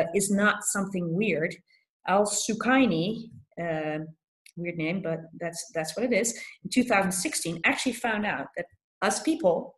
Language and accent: English; Philadelphia, Pennsylvania, United States; I come from Philadelphia where this article was written